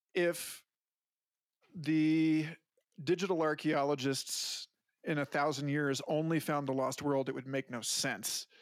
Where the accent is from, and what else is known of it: Orlando area, Florida, United States; born or raised there; now in New Mexico, United States